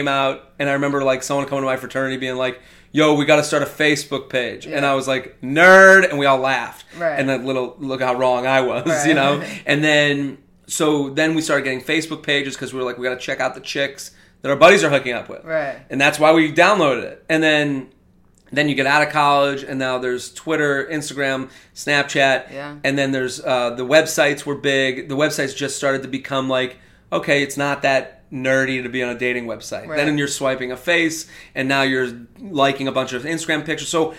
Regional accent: Needham, Massachusetts, United States; moved away as an adult; also born or lived in Pennsylvania; I'm from Needham, and then I moved here

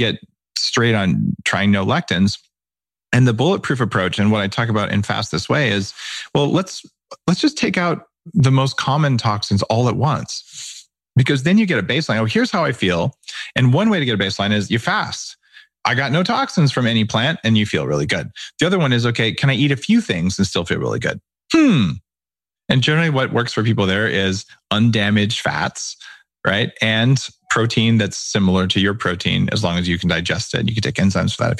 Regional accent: New Mexico, United States; I grew up in New Mexico where we eat spicy foods all the time.

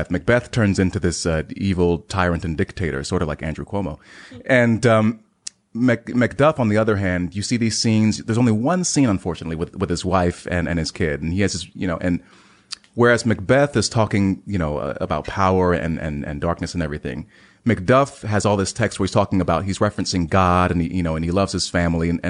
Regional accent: Heidelberg, Baden-Württemberg, Germany; born there; I'm a military brat, so maybe you know every three to four years, my life was uprooted. I was born in Heidelberg, Germany.

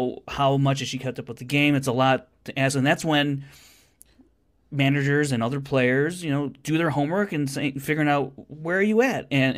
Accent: United States; I'm American.

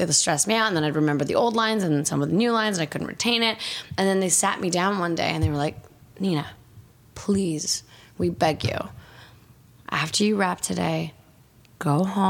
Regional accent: Canada; also born or lived in Bulgaria; I grew up in Canada

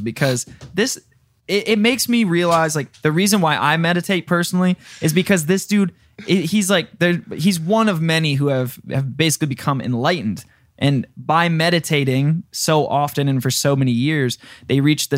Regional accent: Michigan, United States; I'm from Michigan.

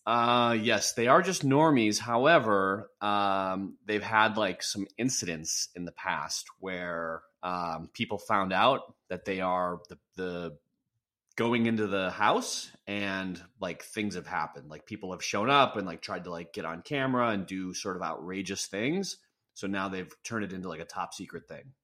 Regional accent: Wisconsin, United States; now in California, United States; I'm from Wisconsin.

